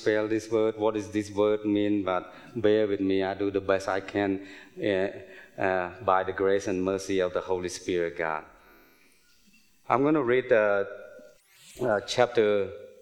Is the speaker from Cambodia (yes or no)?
yes; Cambodia; moved away; also born or lived in United States; I was born and raised in Cambodia